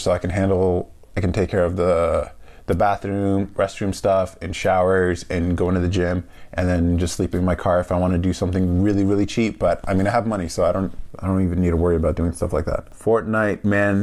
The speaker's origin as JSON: {"language": "English", "region": "California", "country": "United States", "tie": "born or raised there", "also_born_or_lived": "Albany, New York, United States", "said": "So I grew up in California, made a move to the East Coast, Albany area for a job out of college, and then spent almost a decade there, and then moved back to California"}